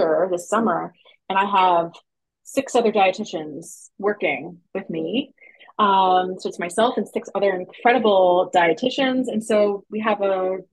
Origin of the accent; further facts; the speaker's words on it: New York, United States; moved away as an adult; also born or lived in Brooklyn; now in Western Massachusetts, United States; I'm from New York, And I lived in New York City and Brooklyn for a long time